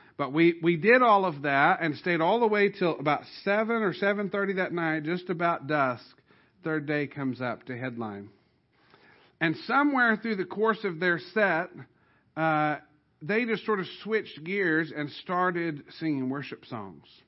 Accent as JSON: {"language": "English", "region": "Southern Illinois", "country": "United States", "tie": "born or raised there", "said": "where I grew up in Southern Illinois"}